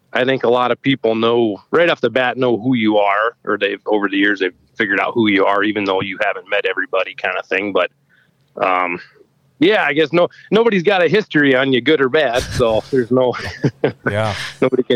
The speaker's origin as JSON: {"language": "English", "town": "Rapid City", "region": "South Dakota", "country": "United States", "tie": "born or raised there", "moved": "as an adult", "lives_now": "Wagner, United States", "said": "I grew up in Rapid City"}